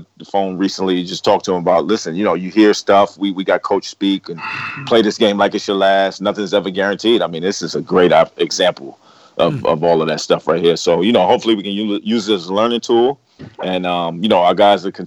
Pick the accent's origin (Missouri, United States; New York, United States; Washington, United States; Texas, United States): New York, United States; New York City; I'm from Corona